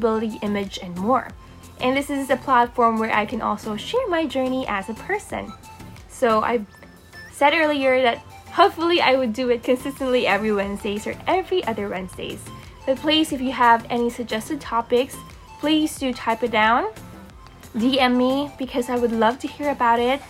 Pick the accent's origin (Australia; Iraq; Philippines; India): Philippines; I'm born and raised in the Philippines.